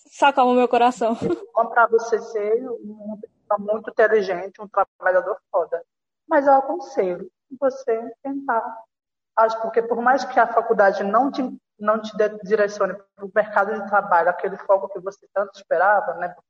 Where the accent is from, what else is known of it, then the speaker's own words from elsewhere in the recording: Caruaru, Pernambuco, Brazil; now in Rio de Janeiro, Brazil; eu tenho 20 anos, sou estudante de jornalismo. Atual, sou de Caruaru